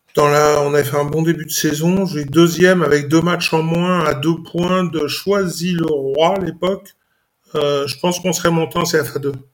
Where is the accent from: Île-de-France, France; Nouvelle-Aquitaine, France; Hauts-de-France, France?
Île-de-France, France; Saint-Denis; also born or lived in Istres; je suis né à Saint-Denis, j'ai grandi